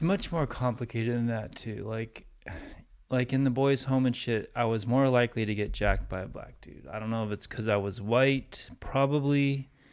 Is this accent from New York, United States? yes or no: no; Santa Monica, California, United States; I was born in America. Like, third generation Santa Monica